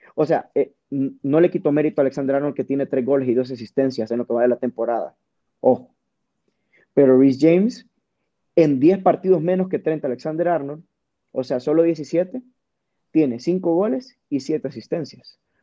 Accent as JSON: {"language": "Spanish", "country": "Honduras", "said": "como buenos hondureños"}